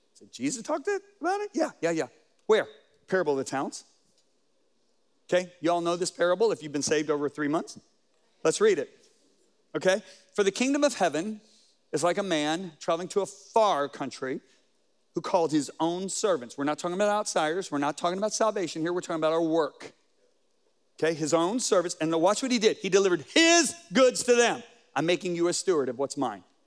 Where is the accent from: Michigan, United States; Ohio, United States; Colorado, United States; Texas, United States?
Colorado, United States; I'm from Colorado